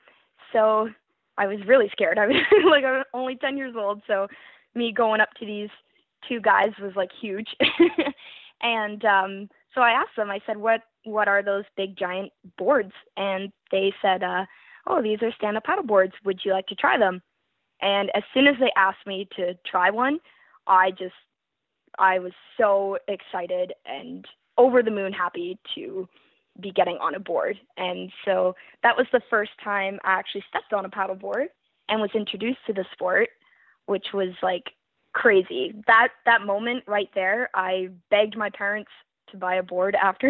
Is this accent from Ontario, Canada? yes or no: yes; Welland, Ontario, Canada; I am from Welland, Ontario, Canada